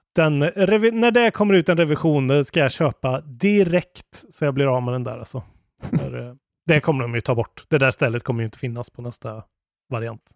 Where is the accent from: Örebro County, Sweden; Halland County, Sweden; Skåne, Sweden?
Skåne, Sweden; i Skåne, där jag kommer ifrån.